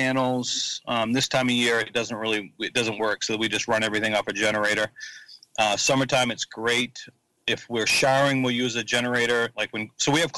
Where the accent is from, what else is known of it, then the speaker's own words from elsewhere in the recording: Hermon, Maine, United States; also born or lived in Frederick, Maryland / Howland, Maine; He built a house in Herman, Maine. And that's where I grew up